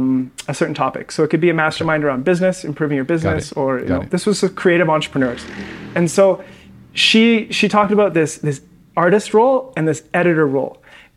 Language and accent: English; Western Canada, Canada; because in Canada, we have to learn French. But because I'm from the West, you're from the French part, so you speak French, obviously.